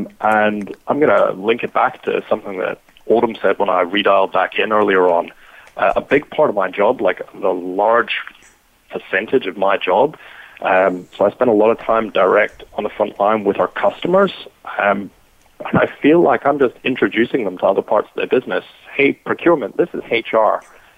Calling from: Brisbane, Queensland, Australia; So I'm calling in from Brisbane, Australia today

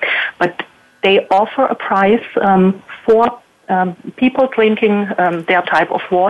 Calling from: Baden-Württemberg, Germany; Yes, it's in southern Germany, close to Heidelberg.

